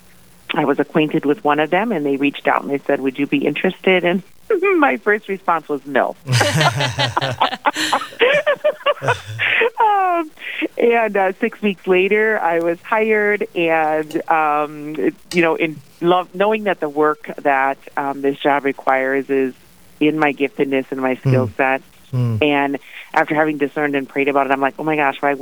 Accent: Minnesota, United States; born and raised in Minnesota

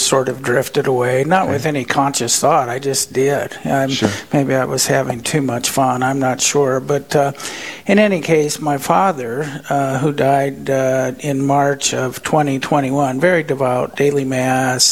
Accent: Rapid City, South Dakota, United States; also born or lived in Fargo, North Dakota; I am. We moved here when I was an infant

